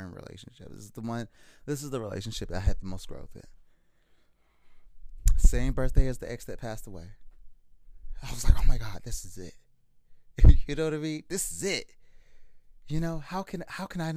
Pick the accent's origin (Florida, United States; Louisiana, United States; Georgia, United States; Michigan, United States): Florida, United States; hometown about 45 minutes from Miami; born or raised there; moved away as an adult; also born or lived in Tampa, Florida